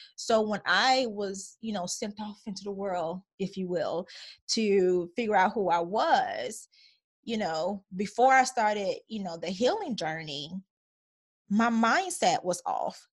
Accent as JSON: {"language": "English", "town": "Chicago", "region": "Illinois", "country": "United States", "tie": "born or raised there", "also_born_or_lived": "Minnesota / Atlanta", "moved": "yes", "said": "growing up in Chicago"}